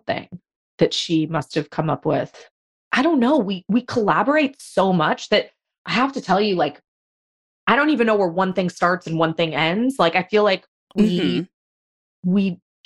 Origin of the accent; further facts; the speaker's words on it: Los Angeles, California, United States; I grew up in Los Angeles